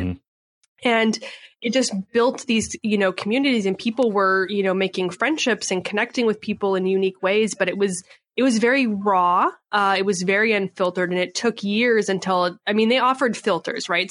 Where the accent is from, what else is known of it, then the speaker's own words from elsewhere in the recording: Canada; moved away as an adult; now in San Diego, United States; I was born and raised in Canada